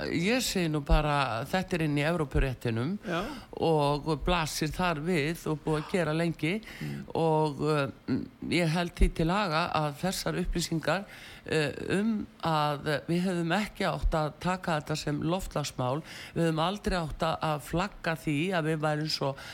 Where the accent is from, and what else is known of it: Iceland